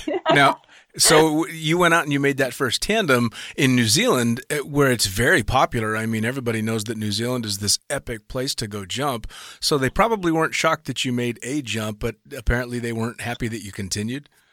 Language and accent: English; United States; an American tandem instructor